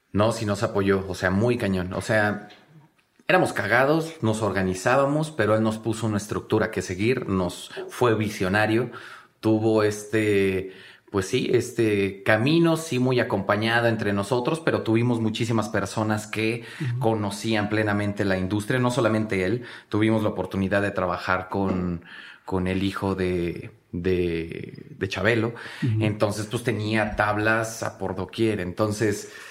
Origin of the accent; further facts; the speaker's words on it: Mexico City, Mexico; fuimos todos, eh, sacados de Iztapalapa, todos venimos de Iztapalapa, de escuelas públicas